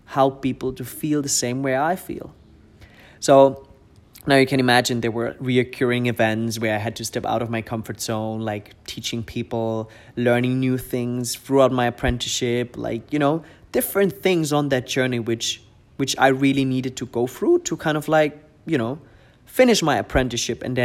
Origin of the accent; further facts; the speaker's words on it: Germany; English is a second language; moved away as an adult; also born or lived in Munich area; now in Dubai, United Arab Emirates; I've been raised in I was living in my hometown until I was 24, 25